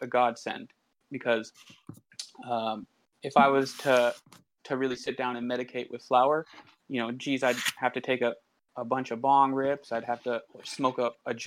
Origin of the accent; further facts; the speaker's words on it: Southern Oregon, United States; moved away as an adult; now in Portland, United States; I grew up in Southern Oregon.